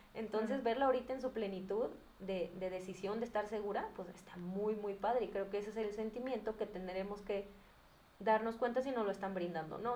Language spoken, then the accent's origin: Spanish; Guadalajara, Jalisco, Mexico; yo soy de Guadalajara y aquí es muy común